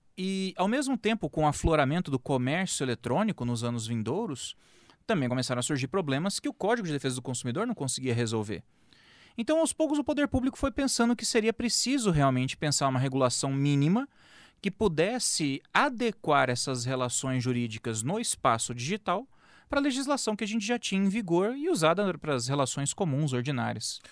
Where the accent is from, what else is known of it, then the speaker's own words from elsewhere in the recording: Campo Grande, Mato Grosso do Sul, Brazil; Sim, sou daqui de Campo Grande, nascido e criado aqui na terra